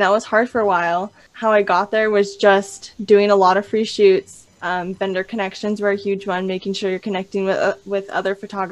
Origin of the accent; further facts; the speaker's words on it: California, United States; now in Idaho, United States; I'm actually originally from California.